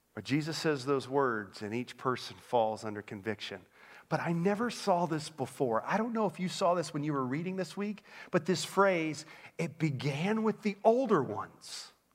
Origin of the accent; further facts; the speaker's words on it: Orlando, Florida, United States; moved away as an adult; also born or lived in Northern Pennsylvania; I grew up in Orlando, Florida